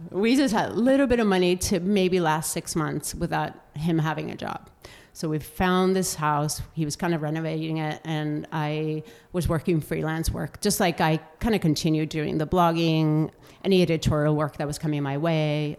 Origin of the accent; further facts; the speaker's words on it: Bilbao, Basque Country, Spain; moved away as an adult; also born or lived in Denver / Florida; now in Seattle, United States; I grew up in Bilbao, which is the Basque Country